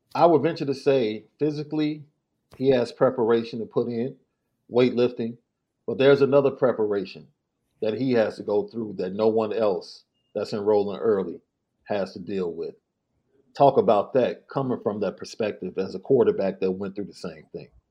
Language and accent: English; Chicago, Illinois, United States; I came from Morgan Park, bro. Right? One of the most, one of the best academic schools at that time. I don't know what the rank is now but at that time, it was one of the best academic schools in the city